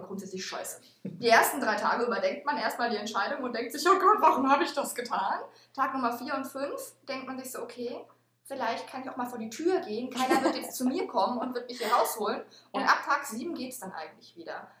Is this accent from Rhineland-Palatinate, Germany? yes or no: no; Mannheim, Baden-Württemberg, Germany; moved away as an adult; also born or lived in Aachen / Netherlands; now in Rostock, Germany; Ich habe in Mannheim bin ich, bin ich aufgewachsen